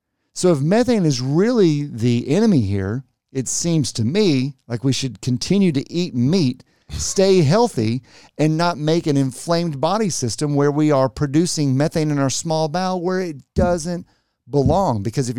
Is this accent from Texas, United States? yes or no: yes; Texas, United States; I'm from Texas.